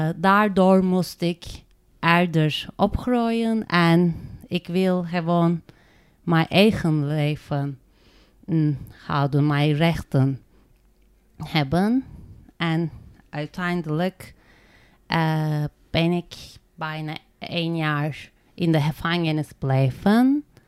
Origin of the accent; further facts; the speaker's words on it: Turkey; Dutch is a second language; moved away as an adult; now in Netherlands; Ik kom uit Turkije